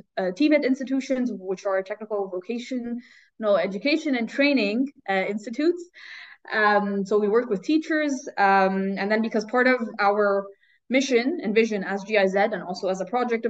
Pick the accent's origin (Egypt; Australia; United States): Egypt; moved away as an adult; now in Eschborn, Germany; I grew up in Egypt